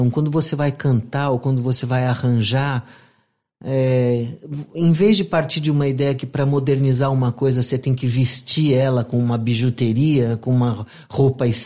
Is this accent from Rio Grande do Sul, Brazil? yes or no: no; São Paulo, Brazil; nasci lá, inclusive.